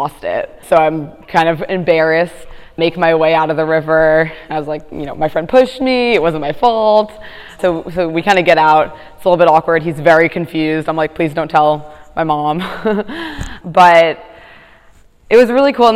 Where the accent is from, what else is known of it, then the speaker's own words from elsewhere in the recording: Teaneck, New Jersey, United States; moved away as an adult; now in Washington, United States; I'm from New Jersey. So I grew up in a town called Teaneck, New Jersey